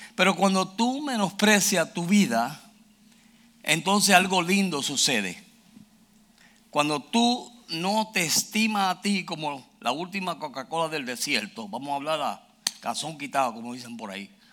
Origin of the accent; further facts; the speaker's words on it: Puerto Rico; moved away; also born or lived in Houston, Texas; Yo soy original de Puerto Rico. Yo soy boricua.